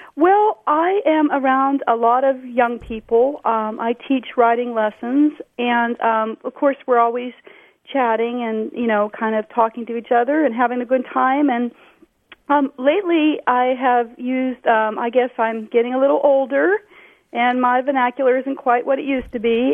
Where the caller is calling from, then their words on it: Encinitas, California, United States; I'm calling from Encinitas in San Diego County, California